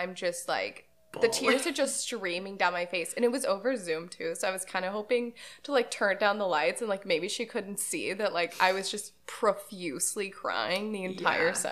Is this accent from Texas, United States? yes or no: yes; Houston, Texas, United States